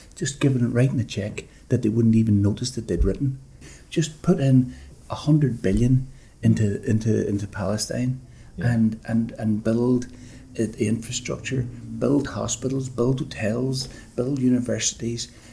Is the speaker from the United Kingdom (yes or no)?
yes; Derry, Northern Ireland, United Kingdom; moved away; I was born in a in Derry in Argyle Street, with a little two up, two down, with a outside toilet